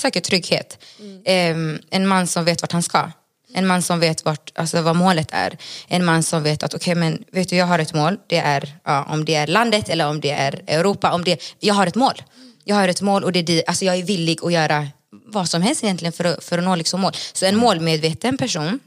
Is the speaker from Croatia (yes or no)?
no; Gothenburg, Västra Götaland, Sweden; moved away as an adult; also born or lived in Bolivia; now in Stockholm, Sweden; jag är uppvuxen i Göteborg